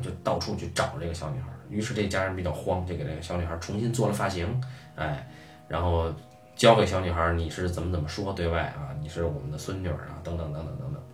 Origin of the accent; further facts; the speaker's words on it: China; 我们中国人